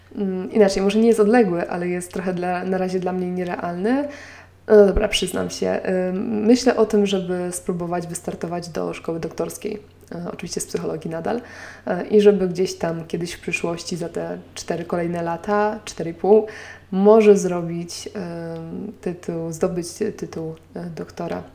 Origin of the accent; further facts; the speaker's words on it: Nowy Sącz, Lesser Poland, Poland; now in Warsaw, Poland; w mojej rodzinnej miejscowości w Nowym Sączu